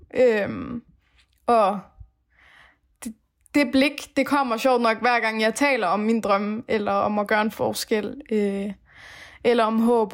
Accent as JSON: {"language": "Danish", "country": "Denmark", "tie": "born or raised there", "also_born_or_lived": "Afghanistan / Aarhus, Denmark"}